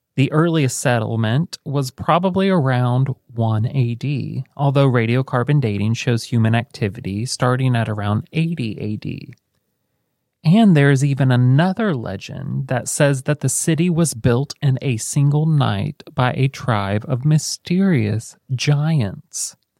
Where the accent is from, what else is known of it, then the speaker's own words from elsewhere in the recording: United States; we're American